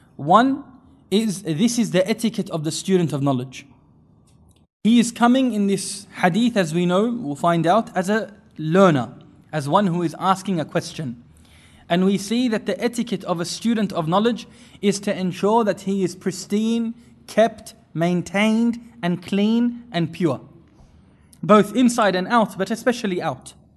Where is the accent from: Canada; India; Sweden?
India; I'm from India